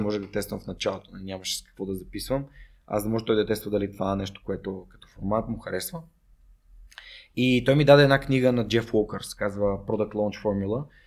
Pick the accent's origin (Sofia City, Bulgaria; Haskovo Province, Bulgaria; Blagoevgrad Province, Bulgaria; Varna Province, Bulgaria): Sofia City, Bulgaria; Sofia; also born or lived in Germany; Аз съм отраснал в, в, в Редута, там най-много сме играли в, в Макахан и в 23-то и в Надежда